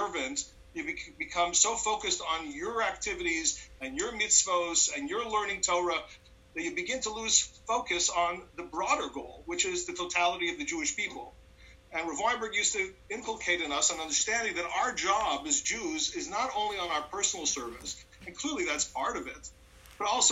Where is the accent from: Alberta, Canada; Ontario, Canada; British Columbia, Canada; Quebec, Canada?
Quebec, Canada; Montreal; I grew up in Montreal